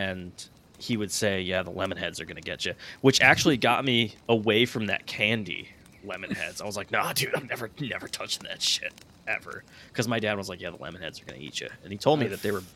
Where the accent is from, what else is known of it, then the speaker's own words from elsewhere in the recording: Danbury, Connecticut, United States; I was born in Danbury